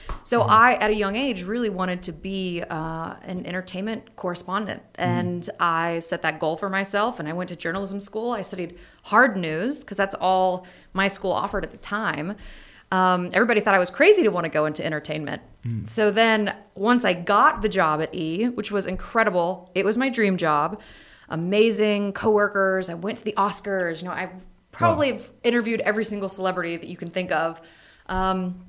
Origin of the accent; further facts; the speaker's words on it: North Carolina, United States; I was from North Carolina